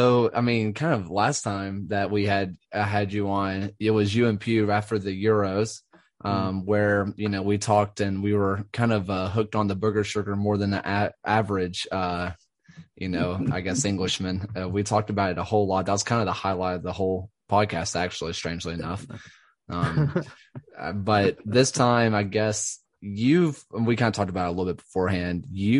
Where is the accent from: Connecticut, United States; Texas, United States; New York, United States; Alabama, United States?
Alabama, United States; Birmingham; I never said I was American. I just said I was from Birmingham.